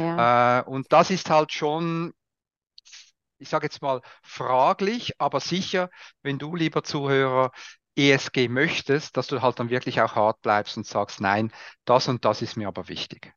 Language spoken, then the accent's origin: German; Switzerland; Bin, bin, halt Schweizer